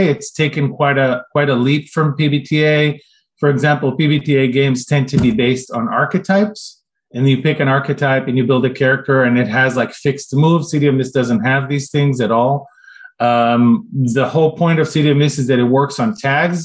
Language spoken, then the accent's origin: English; Israel; moved away as an adult; now in United States; When I grew up in Israel, we got a lot of like those Japanese-French combo shows in the 80s